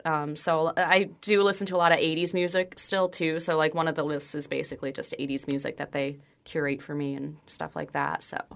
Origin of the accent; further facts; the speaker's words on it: northwest New Jersey, United States; moved away; I lived in the northwest part of Jersey